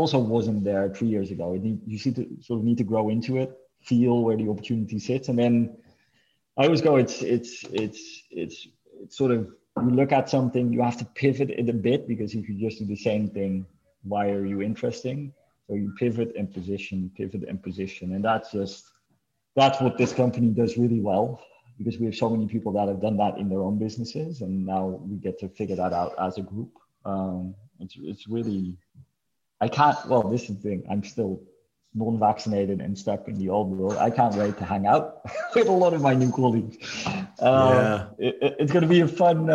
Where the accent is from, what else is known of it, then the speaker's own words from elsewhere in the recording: Amsterdam, North Holland, Netherlands; moved away; also born or lived in Los Angeles / Mexico City; born and raised in Amsterdam, but definitely see LA and Mexico City as home.